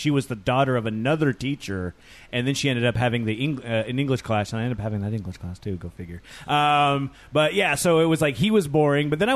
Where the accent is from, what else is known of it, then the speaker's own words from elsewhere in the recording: Tacoma, Washington, United States; I grew up in Tacoma